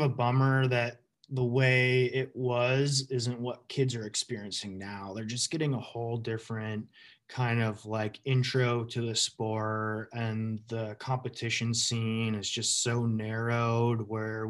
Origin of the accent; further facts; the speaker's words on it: East Coast, United States; because like growing up in the East Coast, you're willing to drive like 4 or 5 hours just to like go hit a rail.